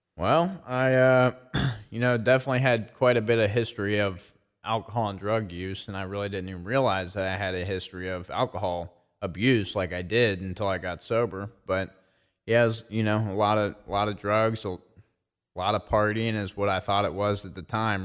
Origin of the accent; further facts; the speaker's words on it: Maineville, Ohio, United States; I grew up in Maineville, Ohio.